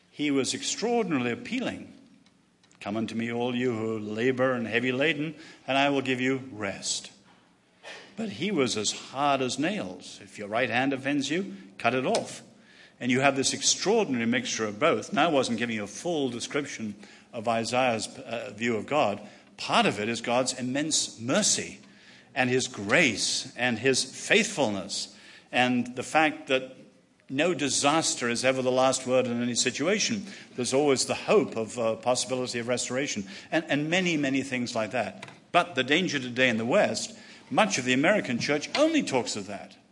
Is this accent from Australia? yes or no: no; China; born there; China, um, I was born in China, lived there, and loved going there.